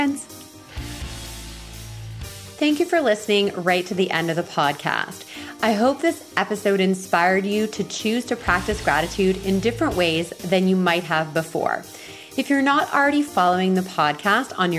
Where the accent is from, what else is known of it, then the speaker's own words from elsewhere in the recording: Ontario, Canada; first language French; English is a second language; also born or lived in Montreal, Quebec; I learned English when we moved to Ontario, and I learned English actually through the neighborhood. Because when I first moved to Ontario, I went to junior kindergarten